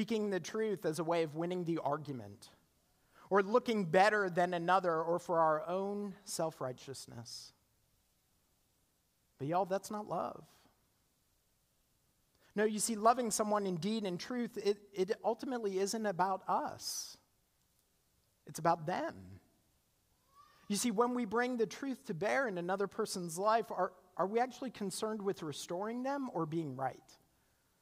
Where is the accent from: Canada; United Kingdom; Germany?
Canada; now in United States; I'm Canadian, and when I graduated from college, my student visa expired